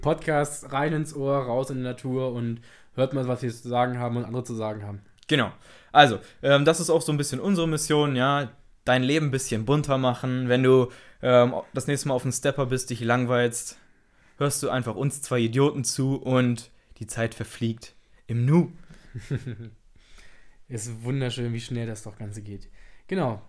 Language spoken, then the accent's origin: German; Braunschweig, Lower Saxony, Germany; wir sind 23 Jahre alt, kommen aus Braunschweig